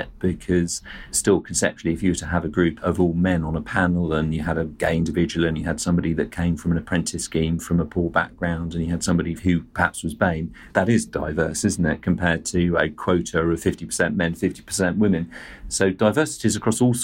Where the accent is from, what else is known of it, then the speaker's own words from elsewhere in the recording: Surrey, South East England, United Kingdom; I'm a white male. I grew up in Surrey